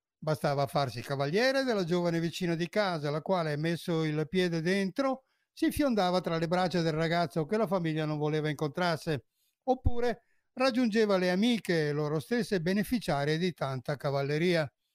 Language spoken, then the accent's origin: Italian; Veneto, Italy; il Veneto è la mia terra d'origine